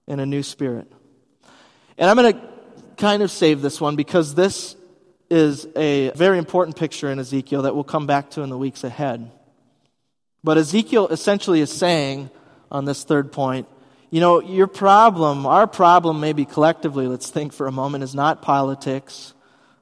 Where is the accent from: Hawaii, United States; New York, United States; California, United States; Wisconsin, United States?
Wisconsin, United States; moved away as an adult; also born or lived in Bavaria, Germany; I'm from Wisconsin